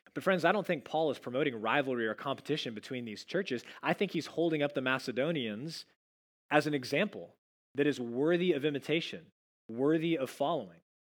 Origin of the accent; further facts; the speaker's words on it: Dallas, Texas, United States; moved away; I'm from the Dallas area